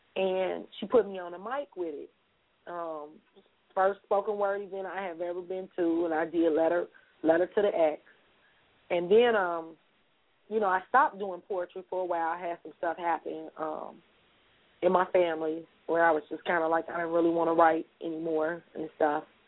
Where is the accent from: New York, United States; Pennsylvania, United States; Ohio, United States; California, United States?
Ohio, United States; Cincinnati; born and raised right here in Cincinnati, Ohio